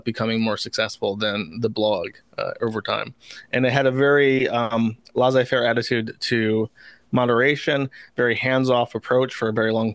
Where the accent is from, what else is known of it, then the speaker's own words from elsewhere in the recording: Florida, United States; I was raised in Florida.